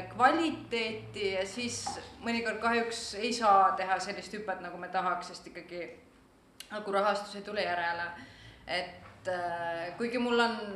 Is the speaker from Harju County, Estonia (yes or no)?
yes; Tallinn, Harju County, Estonia; now in Tartu, Estonia; ma olen tallinlane, aga ma elan Tartus